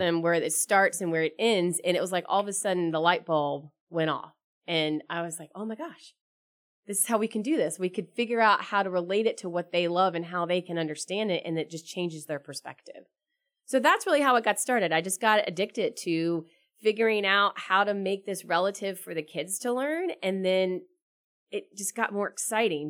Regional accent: Charlotte, North Carolina, United States; I'm from Charlotte

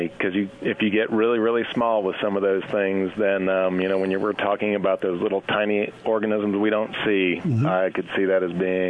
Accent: Cherokee National Forest, Tennessee, United States; I grew up in the Cherokee National Forest

